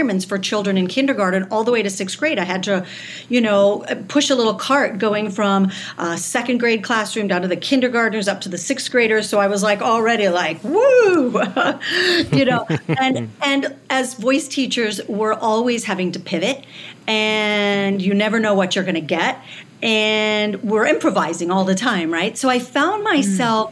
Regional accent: Southern California, United States; also born or lived in Michigan; now in New York, United States; I grew up in Southern California, right by Disneyland

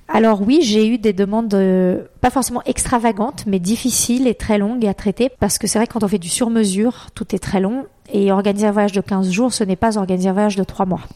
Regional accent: Brazil; moved away; je suis née au Brésil

